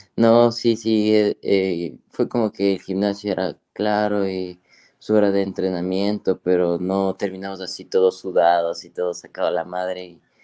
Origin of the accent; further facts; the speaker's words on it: Ambato, Tungurahua, Ecuador; yo soy de Ecuador, eh, de una ciudad que se llama eh, Ambato, sí, de la provincia de Tungurahua